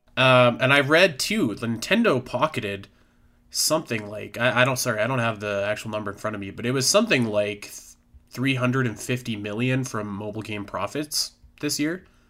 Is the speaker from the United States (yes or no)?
no; Canada; I'm from Canada